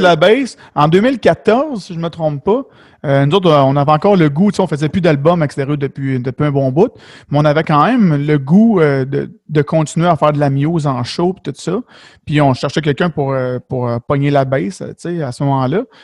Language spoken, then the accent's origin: French; Beloeil, Quebec, Canada; je viens de Belleuil dans ce coin-là